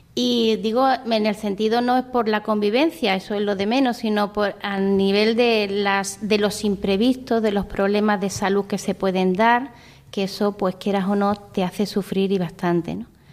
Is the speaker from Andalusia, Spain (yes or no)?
yes; Vélez-Málaga, Andalusia, Spain; moved away as an adult; also born or lived in Indonesia; soy de Vélez Málaga, de la provincia de Málaga